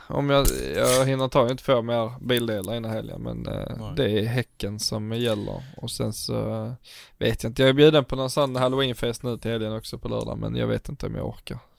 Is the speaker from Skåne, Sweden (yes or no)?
yes; Scanians, Skåne, Sweden; vi är förvirrade skåningar